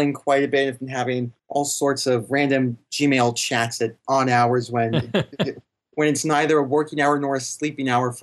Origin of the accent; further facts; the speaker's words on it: New York City, New York, United States; moved away as an adult; now in Melbourne, Australia; I'm originally from New York City, born and raised there